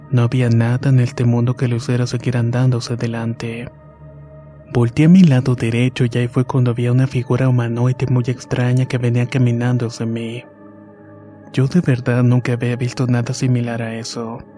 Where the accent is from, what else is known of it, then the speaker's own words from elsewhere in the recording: Guanajuato, Mexico; para comenzar mi historia me gustaría decir que soy originario de Guanajuato.